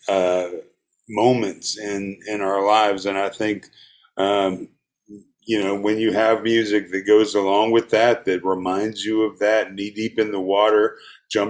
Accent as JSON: {"language": "English", "town": "Gainesville", "region": "Georgia", "country": "United States", "tie": "born or raised there", "said": "where I grew up in Gainesville"}